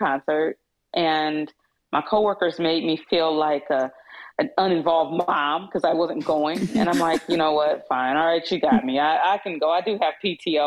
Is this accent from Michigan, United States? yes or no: yes; Kalamazoo, Michigan, United States; I was born and raised in Kalamazoo, Michigan